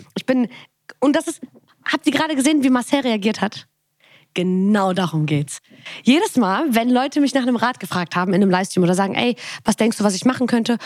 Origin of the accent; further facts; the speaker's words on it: Bonn, North Rhine-Westphalia, Germany; ich komme aus Bonn